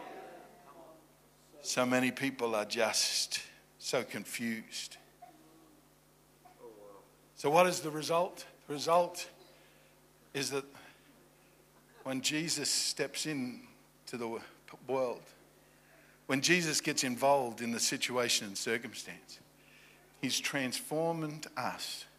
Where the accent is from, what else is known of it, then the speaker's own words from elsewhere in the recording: Australia; now in Virginia Beach, United States; I'm Australian